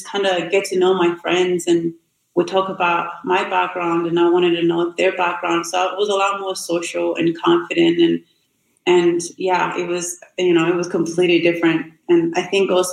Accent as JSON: {"language": "English", "country": "Burundi", "tie": "born or raised there", "second_language": "English", "moved": "as an adult", "lives_now": "United States"}